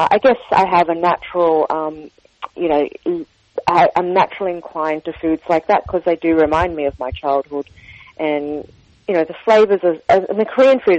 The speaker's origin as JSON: {"language": "English", "town": "Sydney", "region": "New South Wales", "country": "Australia", "tie": "born there", "said": "So I was born in Sydney, you're correct. Uh, my parents were first generation immigrants from the south of China, from Guangdong province."}